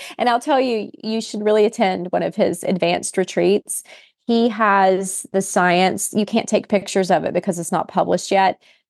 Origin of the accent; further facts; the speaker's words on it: West Virginia, United States; I'm a country girl. I grew up in West Virginia.